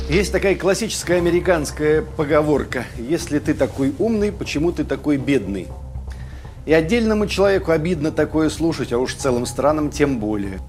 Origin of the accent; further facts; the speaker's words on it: Skopin, Ryazan Oblast, Russia; в моем родном городке Скопина Рязанской области